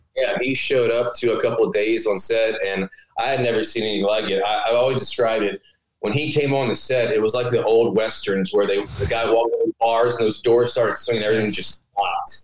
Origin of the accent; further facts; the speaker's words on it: Baton Rouge, Louisiana, United States; I'm from Baton Rouge. I went to LSU